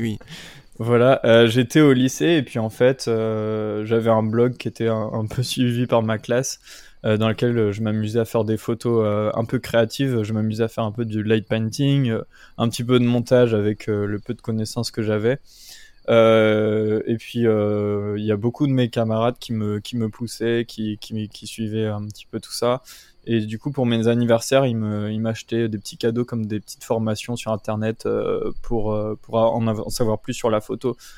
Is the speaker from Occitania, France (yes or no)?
no; Brittany, France; moved away as an adult; now in Gargenville, France; de base je suis breton, je suis pas du tout de cette région là